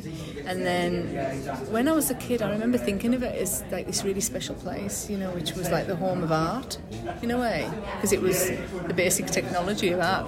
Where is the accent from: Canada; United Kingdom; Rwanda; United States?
United Kingdom; West Coast of Cumbria, North West England; now in Cockermouth, United Kingdom; I'm Cockermouth based, but I'm actually from the West Coast as a child